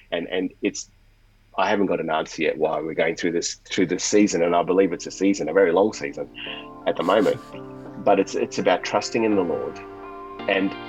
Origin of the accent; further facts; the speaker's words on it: Australia; accent: Australian; also born or lived in India; So I, I wasn't born in Australia, despite the accent. I was born in India, and um, we actually migrated to Australia in '89 when I was about nine years old at the time